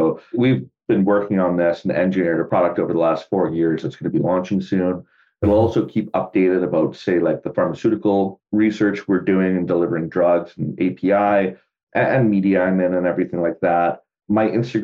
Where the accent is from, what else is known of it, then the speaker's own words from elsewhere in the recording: Canada; the city I grew up in was like 100,000 people.